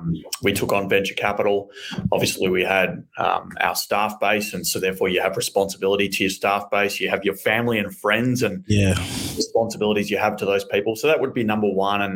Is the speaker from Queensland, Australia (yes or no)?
no; Melbourne, Victoria, Australia; accent: Australian; I grew up in Melbourne, Australia. You can hear my very big Australian accent